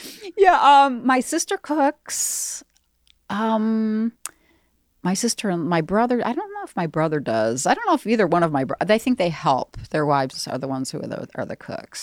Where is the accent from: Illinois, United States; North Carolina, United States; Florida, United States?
Illinois, United States; Darien; In the suburbs, Southwest, like around Darien, Hinsdale